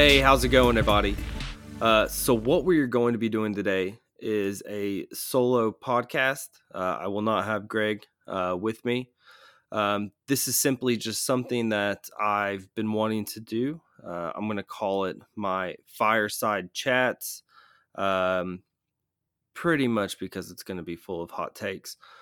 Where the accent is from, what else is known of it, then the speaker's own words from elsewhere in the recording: Atlanta, Georgia, United States; I'm from Atlanta